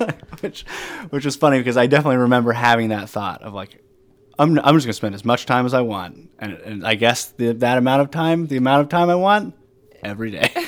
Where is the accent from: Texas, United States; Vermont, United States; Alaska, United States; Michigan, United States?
Vermont, United States; Burlington; From Burlington, Vermont. And I work here and live here still.